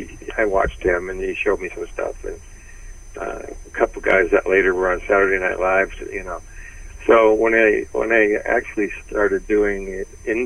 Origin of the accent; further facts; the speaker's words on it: Detroit, Michigan, United States; I was from Detroit.